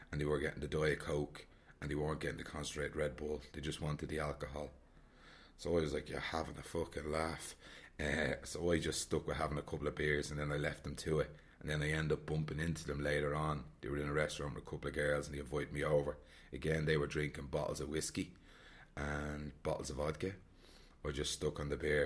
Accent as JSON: {"language": "English", "town": "Dublin", "region": "Leinster", "country": "Ireland", "said": "I'm from Dublin"}